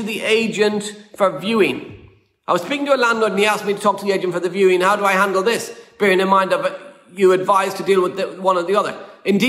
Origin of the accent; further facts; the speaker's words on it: Ireland; moved away; we're an Irish family.